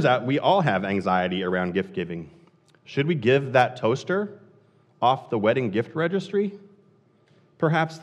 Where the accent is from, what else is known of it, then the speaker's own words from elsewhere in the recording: Columbia, Missouri, United States; now in Haverhill, United States; I grew up in Columbia, Missouri, a city about twice the population of Haverhill